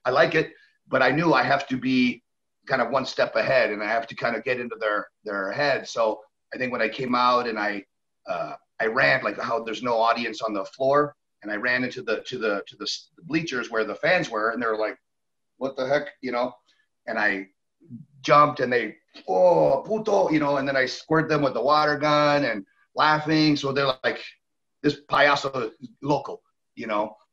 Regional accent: Canada; moved away; also born or lived in Mexico; I am Canadian

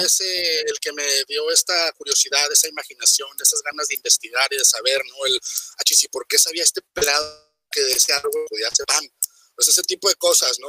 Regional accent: Mexico; todos somos mexicanos

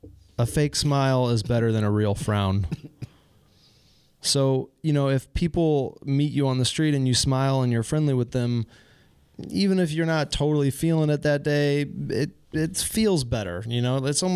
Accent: Midwest, United States; I mean, I'm from the Midwest, U.S., so people are very friendly and nice

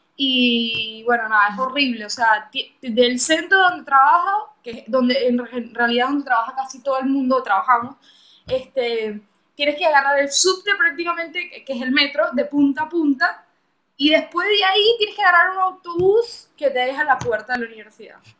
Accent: Venezuela; moved away; para mí en Venezuela era una aventura

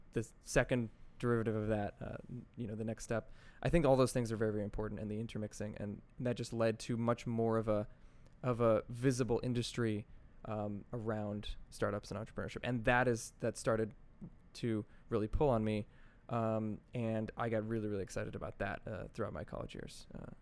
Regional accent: Secaucus, New Jersey, United States; also born or lived in White Plains, New York / Connecticut / New York; I grew up mostly in, in Secaucus, New Jersey.

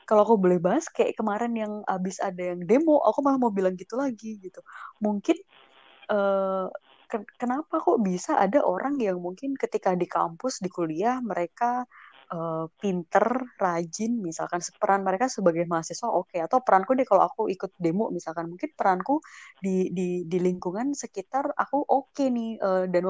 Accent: Java, Indonesia; sebagai orang Jawa

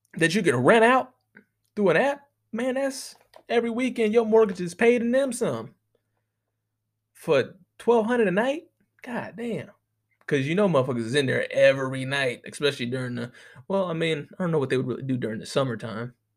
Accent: United States; I know that's a real American thing to say, but we ain't got no motherfucking accent.

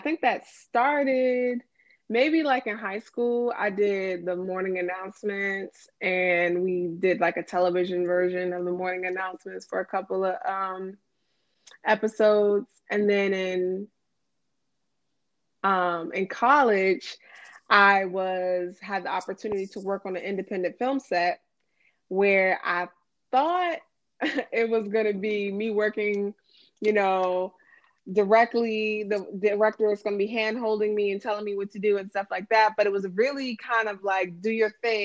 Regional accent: Silver Spring, Maryland, United States; moved away as an adult; also born or lived in Washington, D.C.; now in Chicago, United States; I was born and raised in Silver Spring, Maryland

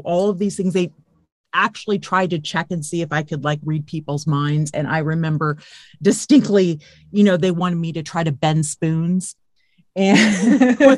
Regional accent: California, United States; I grew up in California. I lived in California

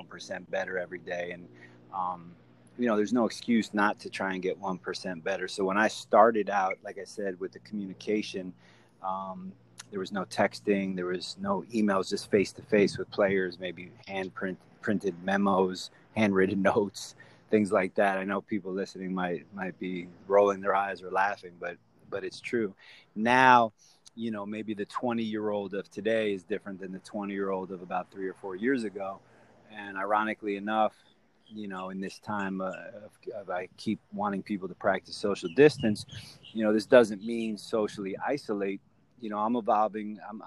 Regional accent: Miami, Florida, United States; being born and raised in Miami

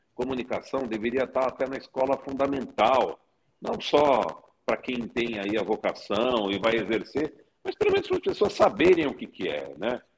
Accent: São Paulo, Brazil; a cidade de São Paulo, que é a cidade onde eu nasci, cresci, vivo, amo

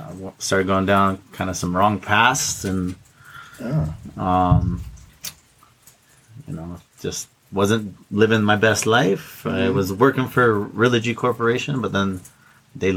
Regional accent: Orem, Utah, United States; moved away as an adult; also born or lived in Arizona; now in Hawaii, United States; I was born and raised in Utah

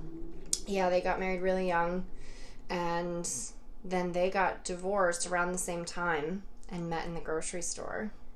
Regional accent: Fishkill, New York, United States; right outside of Fishkill

